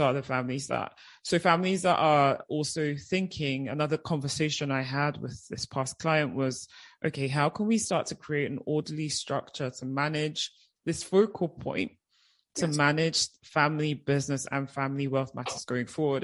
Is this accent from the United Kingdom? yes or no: yes; United Kingdom; moved away as an adult; also born or lived in Nigeria; as you can probably hear, at age nine, I myself, my mum, and my brothers, we moved to the UK. So I was in the UK for 16 years